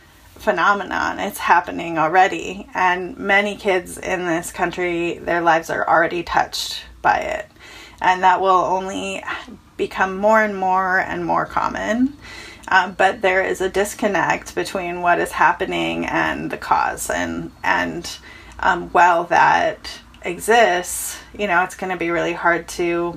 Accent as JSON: {"language": "English", "town": "Chico", "region": "California", "country": "United States", "tie": "born or raised there", "said": "my hometown caught fire. I'm from a town called Chico, California"}